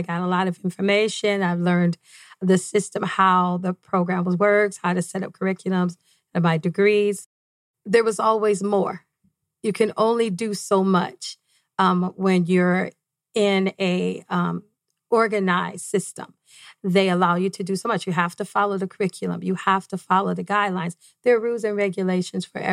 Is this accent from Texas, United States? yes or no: no; Detroit, Michigan, United States; moved away as an adult; now in Arizona, United States; I grew up in Detroit, Michigan, right off 8 Mile